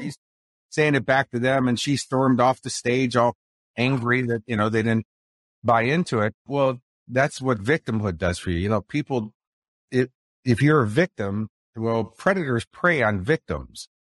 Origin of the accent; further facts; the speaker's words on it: Chicago, Illinois, United States; accent: Chicago; now in Sunshine Coast, Australia; I'm talking to you from the Sunshine Coast of Australia, but if you'll recognize my accent, it's more from Chicago.